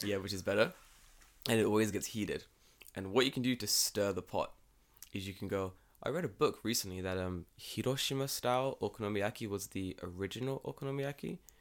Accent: London, United Kingdom; now in Japan; I'm from London

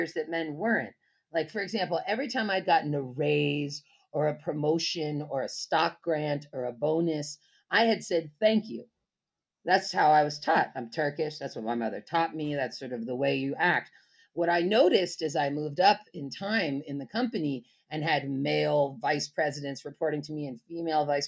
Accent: Berkeley, California, United States; I grew up in Berkeley

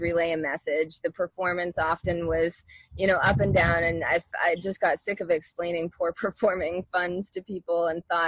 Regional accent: Halifax, Nova Scotia, Canada; moved away as an adult; also born or lived in Ontario / Florida; I grew up in Halifax, Nova Scotia, Canada

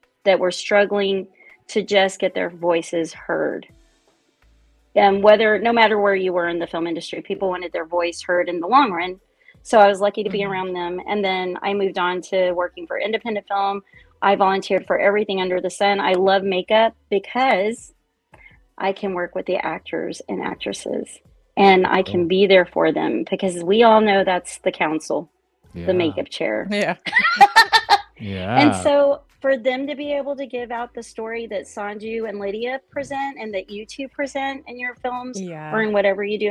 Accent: Austin, Texas, United States; I'm from Austin, Texas. I'm a local. I've watched it grow, and I chose to stay here

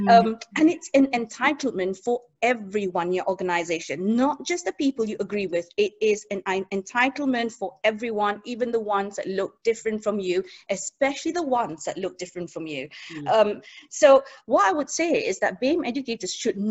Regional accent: Singapore; moved away; I grew up in Singapore

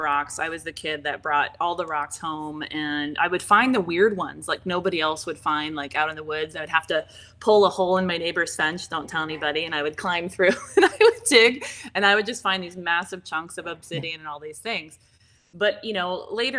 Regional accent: Seattle, Washington, United States; now in Arizona, United States; I'm from Seattle, Washington originally.

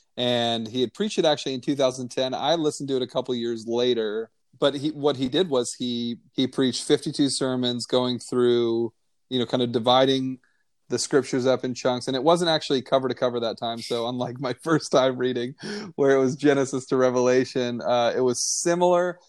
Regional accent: Northeast, United States; American Christian, you know, white male in the, you know, growing up in the Northeast worldview

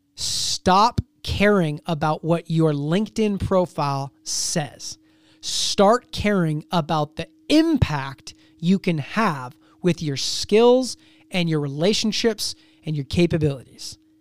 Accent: Seattle, Washington, United States; I'm from Seattle

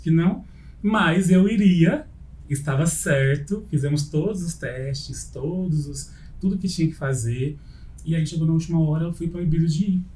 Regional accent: Ribeirão Preto, São Paulo, Brazil; born or raised there

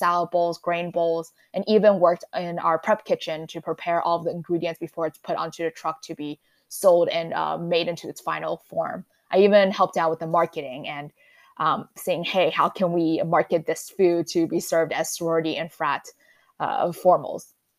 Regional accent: New York City, New York, United States; because I'm from New York City.

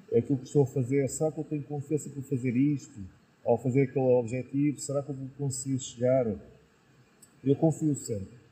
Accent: Lisbon, Portugal; moved away as an adult; now in Penafiel, Portugal; eu sou natural de Lisboa, nasci lá em Lisboa

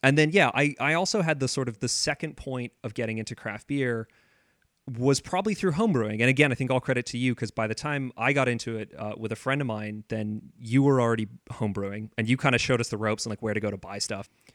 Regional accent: San Diego, California, United States; moved away as an adult; also born or lived in Vancouver; I grew up in San Diego, um, and I went to university in Vancouver

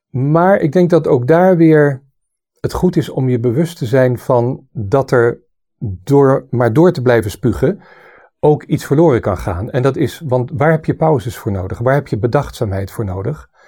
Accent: Southern Germany, Germany; born there; Ik ben drietalig opgegroeid. Eh, en dat, dat is heel mooi als je dat meekrijgt. Ik ben geboren in Zuid-Duitsland. Omdat mijn vader daar werkte voor de Amerikaanse militairen als muzikus.

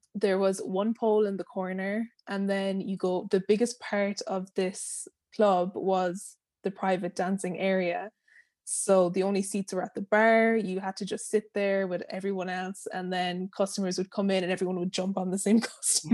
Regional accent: Ireland; moved away as an adult; I'm from Ireland.

